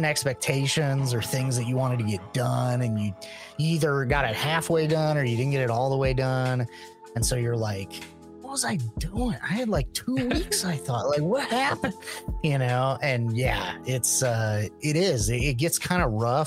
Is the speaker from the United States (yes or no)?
yes; Midwest, United States; growing up in the Midwest, we had all four seasons